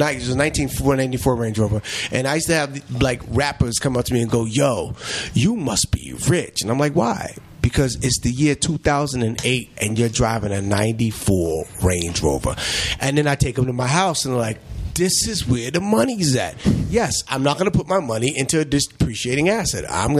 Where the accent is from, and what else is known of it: New York City, New York, United States; born or raised there